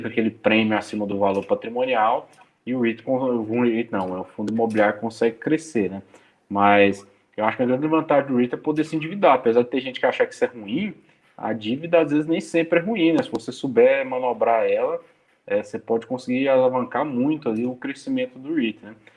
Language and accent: Portuguese; Brazil; eu sou brasileiro